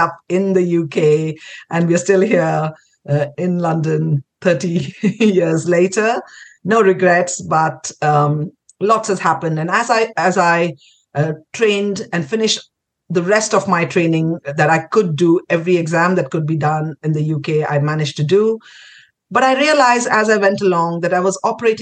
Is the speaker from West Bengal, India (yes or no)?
yes; Kolkata, West Bengal, India; moved away as an adult; also born or lived in Pondicherry / Delhi; I grew up in Calcutta. Spent my schooling years there